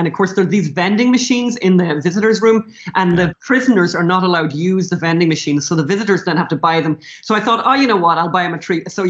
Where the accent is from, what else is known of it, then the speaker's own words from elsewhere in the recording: Ireland; as Irish people, we can't say anything much about drug addiction or alcoholism, right? Because we kind of invented that and exported it successfully around the world.